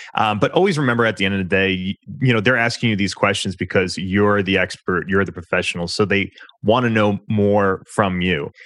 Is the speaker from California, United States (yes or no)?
no; New York, United States; I'm a New Yorker, so I talk uh, pretty quickly naturally